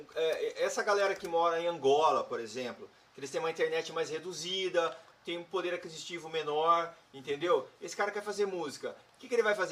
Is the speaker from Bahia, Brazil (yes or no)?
no; Campinas, São Paulo, Brazil; a gente era do interior e a gente, Campinas